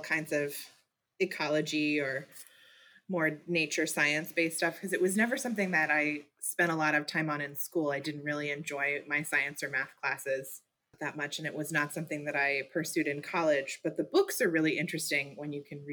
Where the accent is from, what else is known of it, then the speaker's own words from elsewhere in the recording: Louisville, Kentucky, United States; also born or lived in Maine / Massachusetts; So my family moved to Louisville when I was 9. We moved from Maine. So it was a big change for us. And then I have been here all through high school.